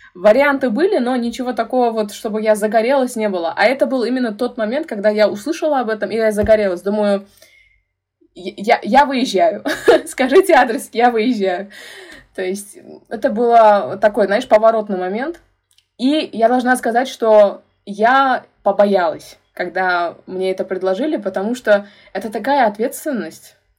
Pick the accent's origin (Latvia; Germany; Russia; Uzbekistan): Uzbekistan; Tashkent; я э, родилась и выросла в Ташкенте, в Узбекистане